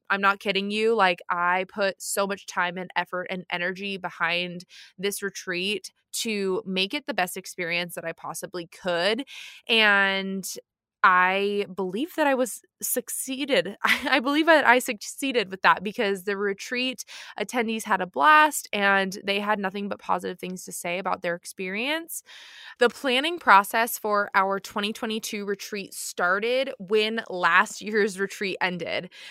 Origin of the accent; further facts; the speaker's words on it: near the San Juan Islands, Washington, United States; moved away; the San Juan Islands, which is near my hometown.